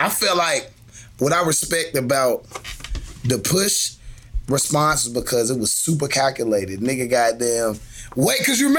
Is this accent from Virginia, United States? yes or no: yes; Virginia, United States; I'm from Virginia.